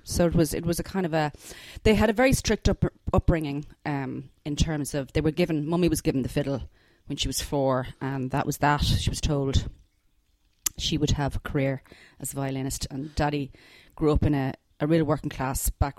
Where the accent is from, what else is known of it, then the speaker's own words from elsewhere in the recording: Dublin, Leinster, Ireland; I grew up in Kilmacud, which is, in an estate called Stillorgan Wood up there.